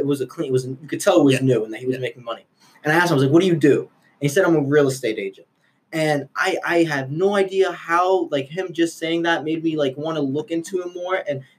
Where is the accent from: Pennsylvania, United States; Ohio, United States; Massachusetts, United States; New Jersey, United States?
Massachusetts, United States; Haverhill; I grew up in Haverhill.